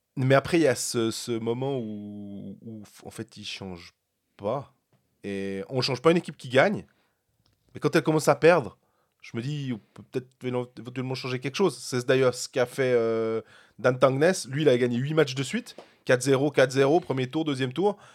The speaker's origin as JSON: {"language": "French", "country": "Switzerland", "said": "On est des Suisses."}